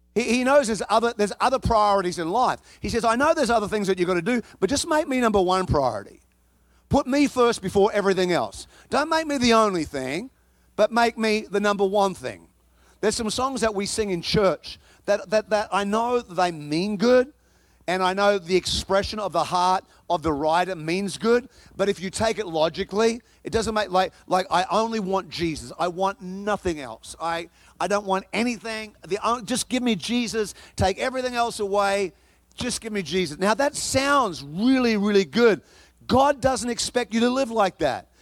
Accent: Chicago, Illinois, United States; now in Texas, United States; I come from Chicago

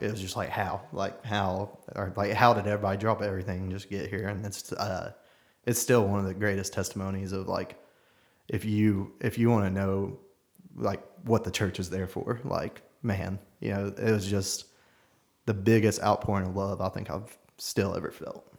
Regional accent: Knoxville, Tennessee, United States; born and raised in South Knoxville

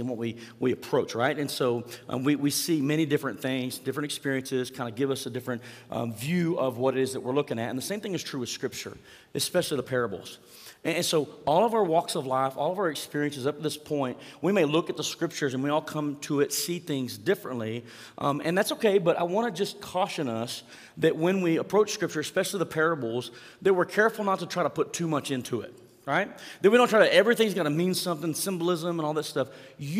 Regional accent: Mangum, Oklahoma, United States; growing up in Mangum, Oklahoma, 215 East Franklin Street, to be exact.

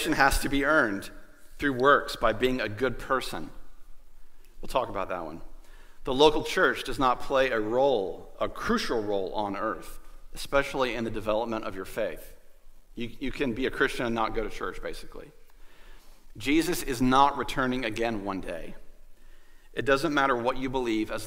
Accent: Goldsboro, North Carolina, United States; I grew up in Goldsboro, which is kind of a stone's throw to the beach

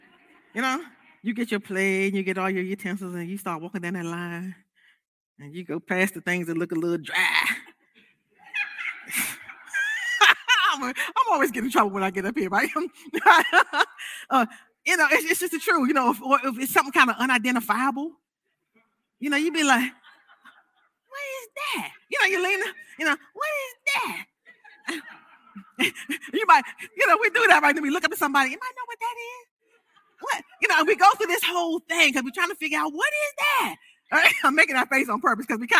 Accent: United States; I'm an American

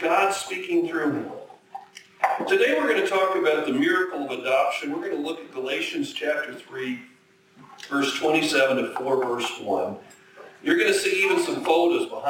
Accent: Minnesota, United States; also born or lived in abroad / Chicago; now in North Dakota, United States; I grew up in Minnesota, spent 20 years abroad, 19 I guess

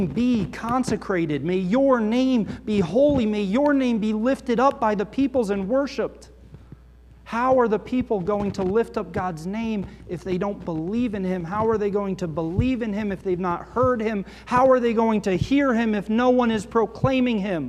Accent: United States; I grew up right outside New York City as a kid

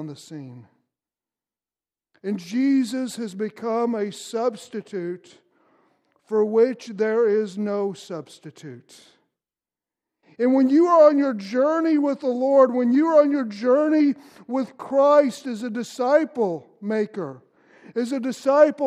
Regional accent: Louisville, Kentucky, United States; I grew up in Kentucky in Louisville

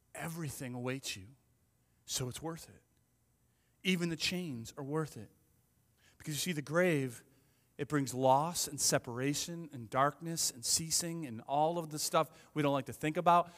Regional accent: Ireland; I'm Irish

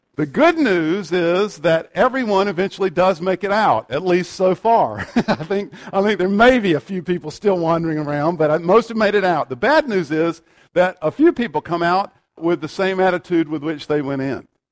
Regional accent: United States; we have the right as American citizens

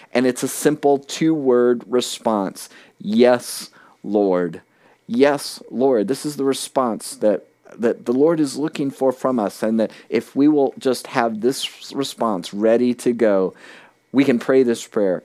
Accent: South Florida, United States; moved away as an adult; now in New Hampshire, United States; I'd been born and raised in South Florida

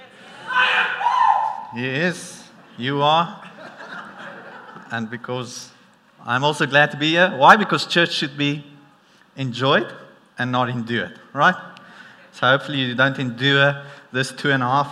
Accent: South Africa; accent: South African; my South African accent

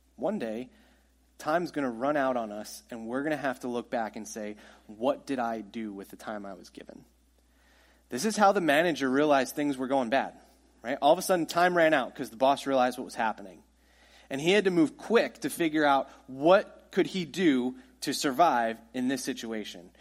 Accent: United States; we're American

